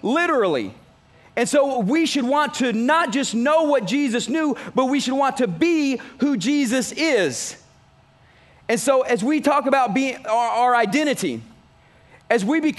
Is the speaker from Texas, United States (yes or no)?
yes; Texas, United States; I'm from Texas